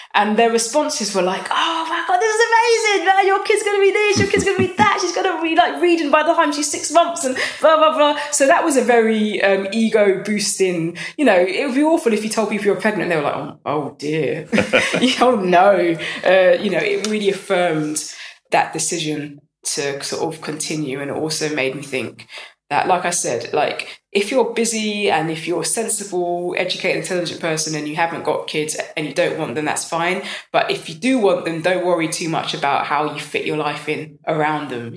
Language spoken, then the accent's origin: English; London, United Kingdom; I'm from North London